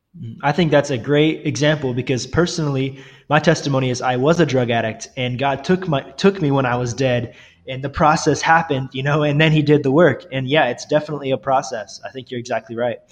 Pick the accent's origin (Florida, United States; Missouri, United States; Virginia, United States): Missouri, United States; Northwest; I grew up in Northwest Missouri